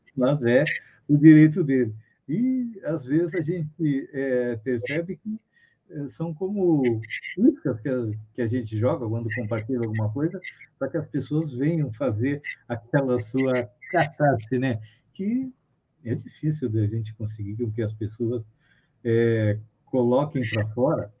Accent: Bagé, Rio Grande do Sul, Brazil; sou gaúcho de Bagé

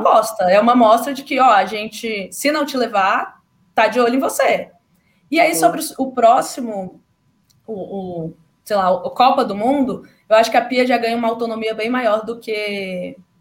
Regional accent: Brasília, Federal District, Brazil; eu sou de Brasília

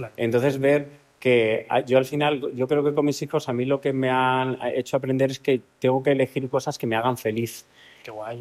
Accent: Alcalá de Henares, Community of Madrid, Spain; En Alcalá de Henares, que es mi tierra

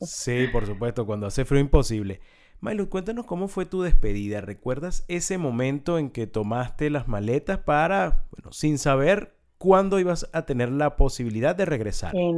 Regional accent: Venezuela; los venezolanos no, no desayunamos dulce

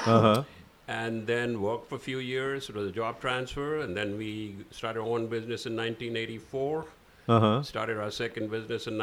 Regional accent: Lucknow, Uttar Pradesh, India; moved away as an adult; also born or lived in Karachi, Pakistan / Kolkata, India; now in United States; Well, I was born in Sindh, Karachi, Pakistan, but then my parents moved to Lucknow. And that's where I went to school, high school, intermediate, bachelor's

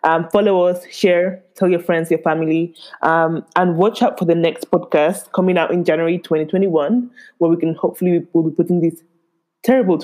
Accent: Spain; moved away; I was really born and raised in Spain, but all the way roots in Nigeria

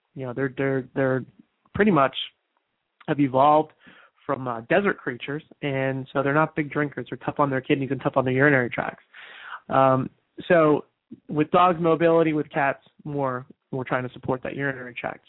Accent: New Jersey, United States; moved away; New Jersey is my home state. I was there recently for my high school reunion

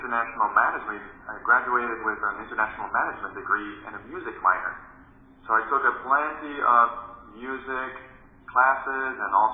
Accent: Dominican Republic; I grew up in the Dominican Republic, where I was a kid with a huge imagination

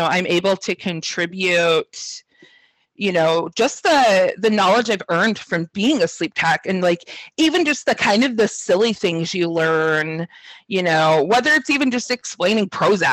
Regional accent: Sacramento, California, United States; I grew up in Sacramento, so I'm not too far from where I'm at now

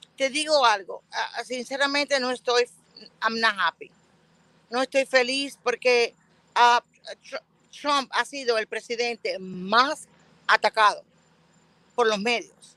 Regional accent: United States; yo me crié acá en Estados Unidos. tuve la oportunidad de niña de llegar

